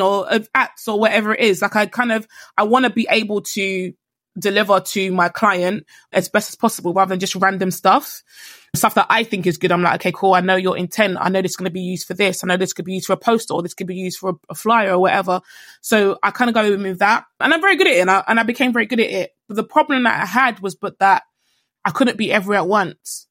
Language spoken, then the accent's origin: English; Nigeria; I'm Nigerian.